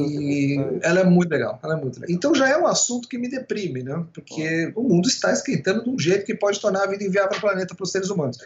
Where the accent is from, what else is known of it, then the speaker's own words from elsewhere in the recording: São Paulo, Brazil; Onde eu cresci ali, no, na periferia do na periferia da periferia, né? na periferia Sim. do Ipiranga, muito perto da favela Heliópolis, que na época era a maior favela de São Paulo